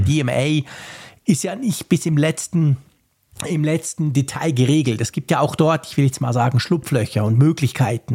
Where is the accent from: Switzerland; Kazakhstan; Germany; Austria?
Switzerland; bei uns in der Schweiz